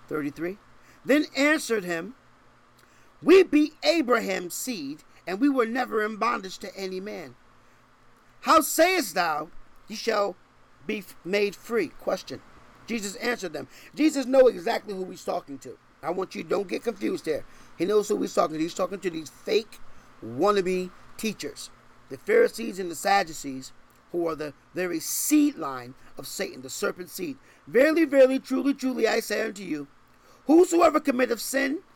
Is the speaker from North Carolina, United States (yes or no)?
no; Connecticut, United States; now in Texas, United States; I'm from Connecticut